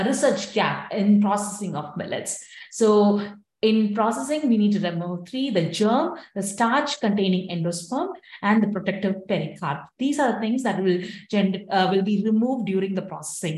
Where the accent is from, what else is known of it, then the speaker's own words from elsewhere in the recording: India; now in United States; since I'm from India